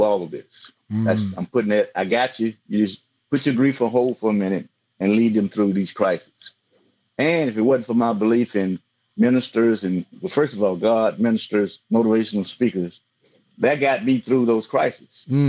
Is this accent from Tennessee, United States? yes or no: no; Alexandria, Louisiana, United States; also born or lived in Baton Rouge, Louisiana; I'm originally from Alexandria, Louisiana, Central Louisiana